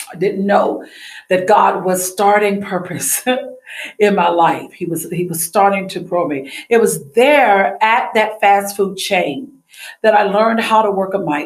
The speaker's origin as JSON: {"language": "English", "town": "Savannah", "region": "Georgia", "country": "United States", "tie": "born or raised there", "said": "I was born and raised in Savannah, Georgia."}